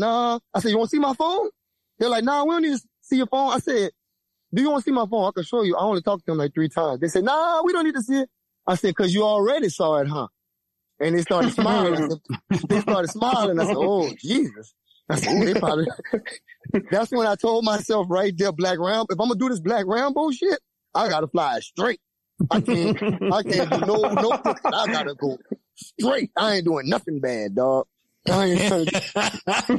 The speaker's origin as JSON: {"language": "English", "region": "Louisiana", "country": "United States", "said": "I'm from Louisiana, man. We do straight talk. We that's how we talk, straight up."}